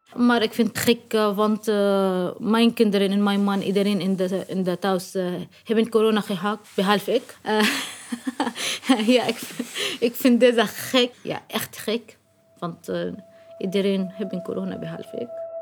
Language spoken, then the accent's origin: Dutch; Syria; Dutch is a second language; moved away as an adult; now in Leiden, Netherlands; ik kom uit Syrië.